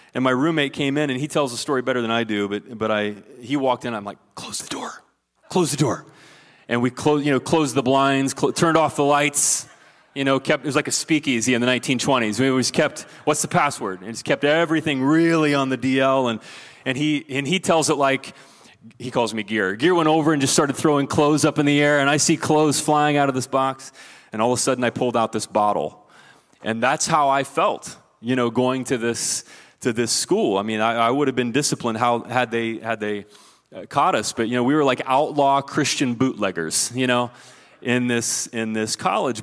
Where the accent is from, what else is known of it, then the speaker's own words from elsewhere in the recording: southeastern Ohio, United States; moved away; when I was growing up in the backwoods of southeastern Ohio